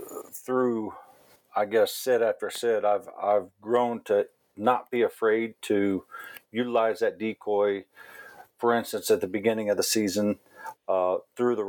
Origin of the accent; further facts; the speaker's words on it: Missouri, United States; I grew up right here in Missouri.